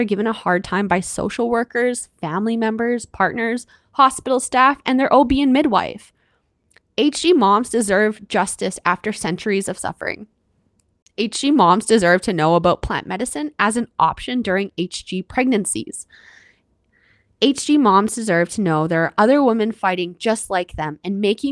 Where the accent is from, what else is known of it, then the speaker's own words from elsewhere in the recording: Canada; I'm your Canadian host